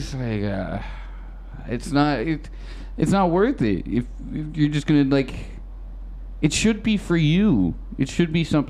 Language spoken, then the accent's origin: English; Beverly, Massachusetts, United States; also born or lived in Newton, Massachusetts; I'm from Beverly, Massachusetts.